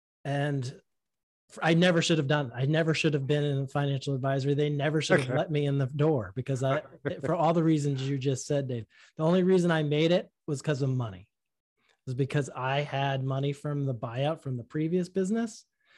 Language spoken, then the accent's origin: English; Boston, Massachusetts, United States; accent: Boston; Yeah. If you grow up in Boston and you really listen to how your friends speak, if you have half a brain, you're going to learn how not to speak like that.